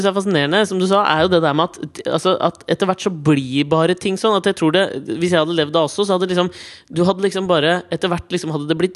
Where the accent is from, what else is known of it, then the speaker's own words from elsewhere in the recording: Norway; Men jeg tenker ikke det er fordi at det er, de er norske, og jeg er norsk